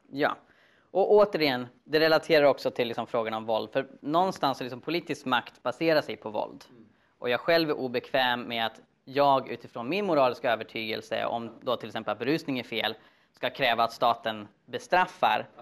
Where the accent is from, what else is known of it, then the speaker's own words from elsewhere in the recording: Sweden; som svensk